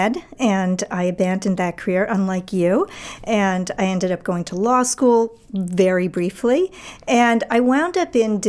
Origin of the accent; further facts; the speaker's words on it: New York City, New York, United States; moved away as an adult; also born or lived in Philadelphia / Washington, D.C. / Boston; now in Maine, United States; I grew up in New York City